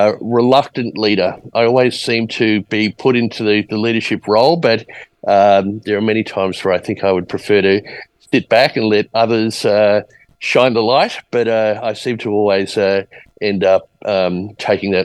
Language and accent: English; Australia; also born or lived in Edmonton, Alberta, Canada / California, United States / Sydney, Australia / Brisbane, Australia; now in Queenstown, New Zealand; Lived in Australia since I was four. So high school, primary school in Sydney, high school in Brisbane